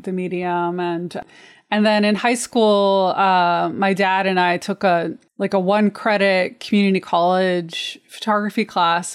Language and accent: English; Missouri, United States; also born or lived in Ozarks; now in Detroit, United States; I grew up in Missouri, a really rural part of Missouri